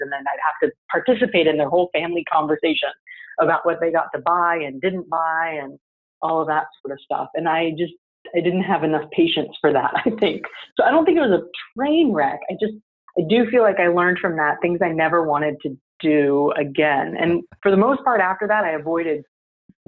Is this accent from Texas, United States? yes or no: yes; San Antonio, Texas, United States; I grew up in San Antonio, Texas